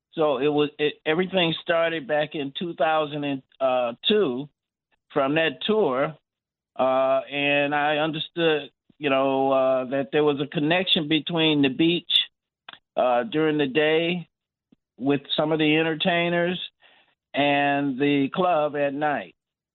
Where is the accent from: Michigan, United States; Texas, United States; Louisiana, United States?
Michigan, United States; Detroit; moved away; also born or lived in Indiana; lived in Michigan. I'm from Detroit.